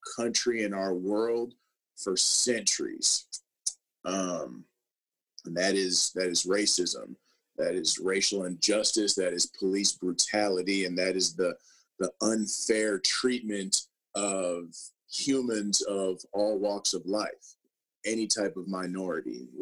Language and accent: English; Minnesota, United States; I grew up in Minnesota, and I went to Mounds View High School, a public school that is north of the Twin Cities